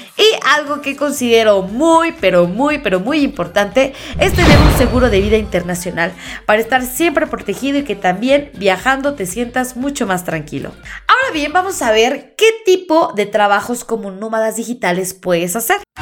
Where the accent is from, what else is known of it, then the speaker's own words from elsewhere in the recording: Mexico; uno como mexicano